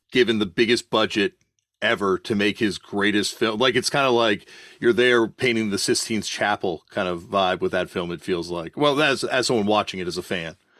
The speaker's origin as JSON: {"language": "English", "country": "Canada", "tie": "born or raised there", "said": "Growing up in Canada, we got a lot of British TV"}